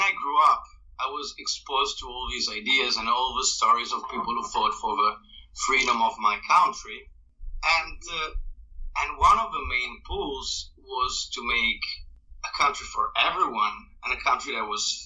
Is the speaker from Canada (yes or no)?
no; northern Italy, Italy; English is a second language; the area of Italy I grew up in is where all the fighting happened during World War II, during the Nazi occupation of the north of Italy